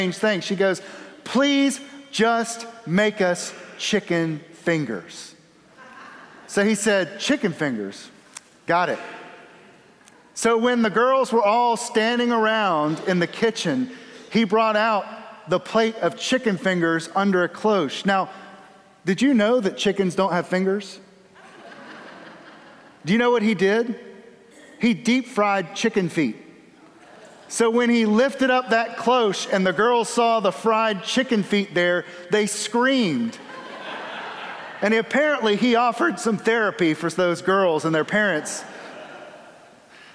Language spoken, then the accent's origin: English; the South, United States; I'm from the South.